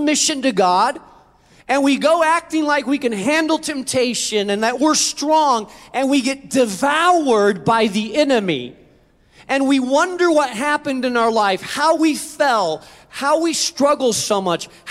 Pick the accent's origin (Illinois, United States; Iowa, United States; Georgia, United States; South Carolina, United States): Illinois, United States; Chicago; I'm from Chicago